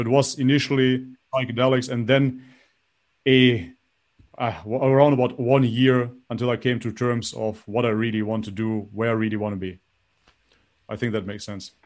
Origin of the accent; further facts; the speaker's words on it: North Macedonia; I was baptized in Macedonia, Orthodox from birth, basically